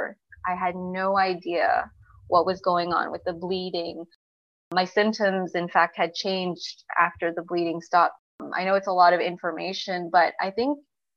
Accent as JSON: {"language": "English", "town": "Montreal", "region": "Quebec", "country": "Canada", "said": "I live in a pretty big city. I'm from Montreal."}